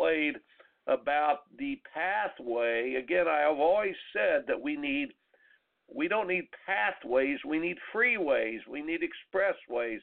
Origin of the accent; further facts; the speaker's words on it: Indiana, United States; moved away; also born or lived in Iowa; I grew up in Indiana, and then in Iowa